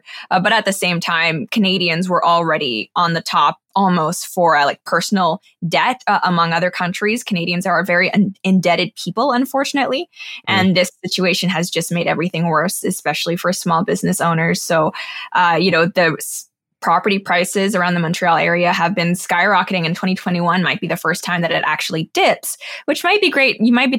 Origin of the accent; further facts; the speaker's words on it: Hong Kong; also born or lived in Singapore / Shanghai / London; So I grew up in Hong Kong, Singapore, Shanghai, London, and throughout my childhood, I was going to American schools. So my education is actually American, even though I am not American.